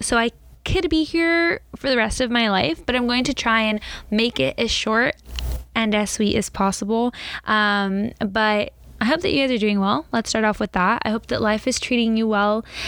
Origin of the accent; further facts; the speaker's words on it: Southern California, United States; I'm from Southern California, born and raised